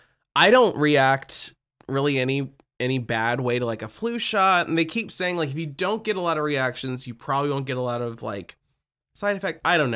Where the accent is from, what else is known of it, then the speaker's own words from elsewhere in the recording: Midwest, United States; We're from the Midwest, you know.